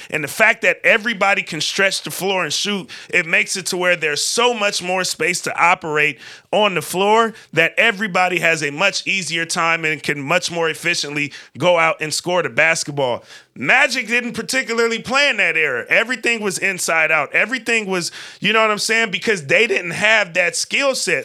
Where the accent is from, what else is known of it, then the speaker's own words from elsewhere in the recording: West Coast, United States; growing up in the West Coast